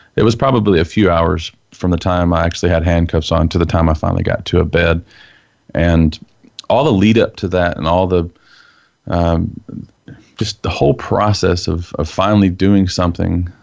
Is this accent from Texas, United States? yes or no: yes; Texas, United States; as a Texan growing up in the Bible Belt, dad's a preacher